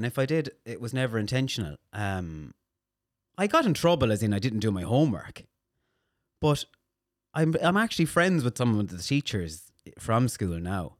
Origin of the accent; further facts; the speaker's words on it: Castlebar, Connacht, Ireland; Mayo, Castlebar.